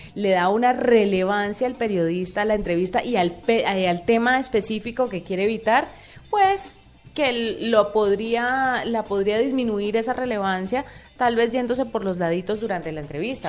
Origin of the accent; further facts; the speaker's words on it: Colombia; siendo uno colombiano